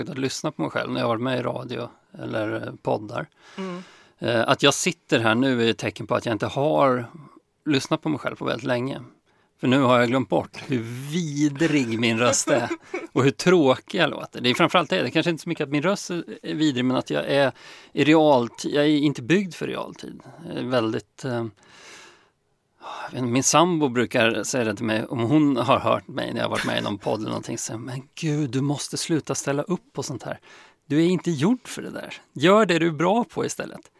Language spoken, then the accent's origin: Swedish; Norrköping, Östergötland, Sweden; Jag är ju uppväxt i Norrköping Mm. Och sen kanske jag liksom har skakat av med den här östgötskan.